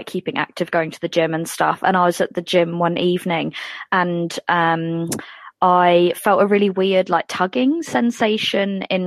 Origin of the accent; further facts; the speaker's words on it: England, United Kingdom; moved away as an adult; now in Dunedin, New Zealand; as the accent suggests, I'm from England, but I've been here for nearly 10 years. So the accent's still going strong